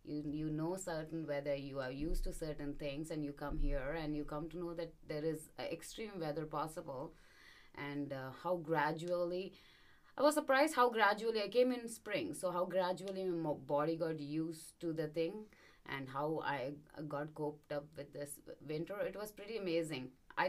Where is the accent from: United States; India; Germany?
India; And I used to find, I'm from India, right? So when I'm, the sun is every day.